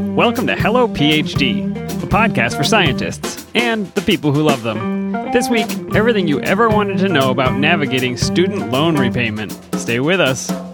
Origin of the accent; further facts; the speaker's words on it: Pennsylvania, United States; Growing up in Pennsylvania